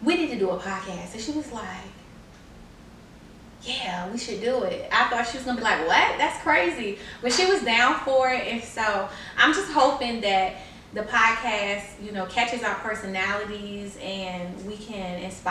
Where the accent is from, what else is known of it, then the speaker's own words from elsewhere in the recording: Newport News, Virginia, United States; also born or lived in Detroit, Michigan; I live in Newport News. I work in Newport News. I graduated high school in Newport News. So I've been here for a little while